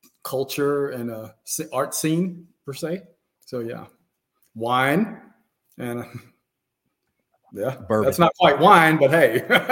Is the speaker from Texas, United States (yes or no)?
yes; Houston, Texas, United States; growing up in Houston